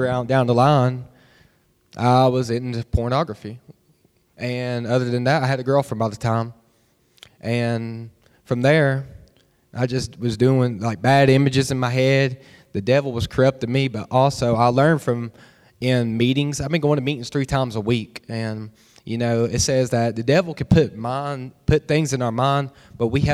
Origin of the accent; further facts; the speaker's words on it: Bristol, Tennessee, United States; I grew up in Bristol, Tennessee my whole life.